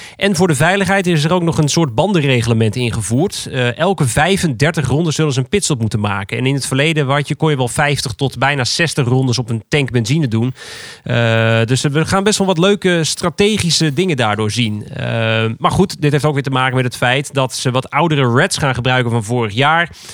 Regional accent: Netherlands; wij als Nederlanders

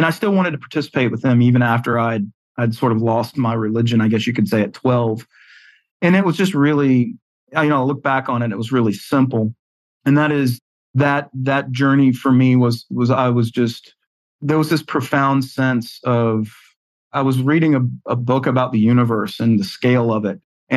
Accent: the South, United States; accent: Southern; I was raised in the South. You can hear it from my accent

